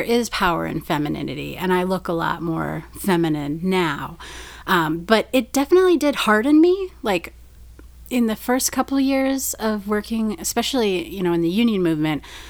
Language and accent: English; Green Bay, Wisconsin, United States; moved away as an adult; now in Chicago, United States; I grew up in Green Bay in, like, the punk scene